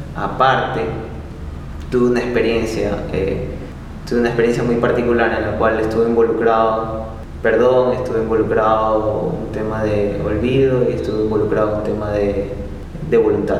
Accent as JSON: {"language": "Spanish", "country": "Ecuador", "said": "soy de Ecuador"}